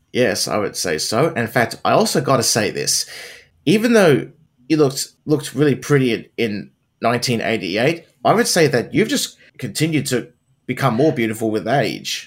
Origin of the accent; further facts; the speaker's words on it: Wollongong, New South Wales, Australia; My hometown